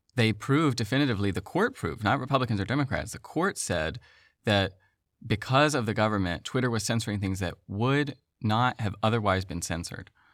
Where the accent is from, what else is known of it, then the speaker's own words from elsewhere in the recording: the South, United States; I'm from the South